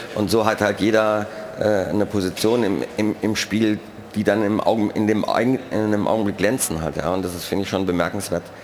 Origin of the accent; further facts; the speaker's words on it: Cologne, North Rhine-Westphalia, Germany; als Kölner